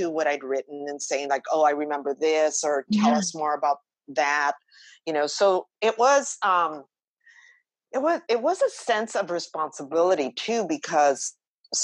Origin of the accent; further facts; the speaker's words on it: Los Angeles, California, United States; growing up in East LA during the 60s and 70s